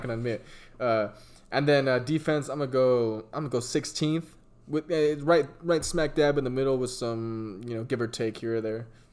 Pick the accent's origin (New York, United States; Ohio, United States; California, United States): California, United States; San Diego; I'm from San Diego